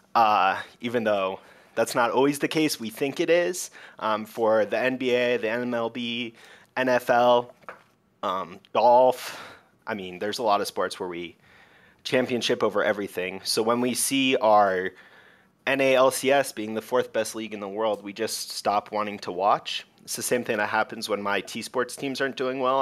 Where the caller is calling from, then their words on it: Denver, Colorado, United States; I'm calling from Denver, Colorado.